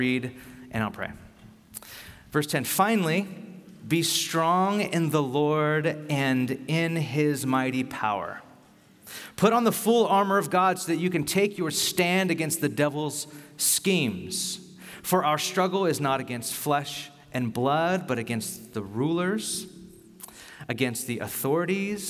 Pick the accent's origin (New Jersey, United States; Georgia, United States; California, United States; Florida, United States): California, United States; Bakersfield; now in San Francisco, United States; I grew up in Bakersfield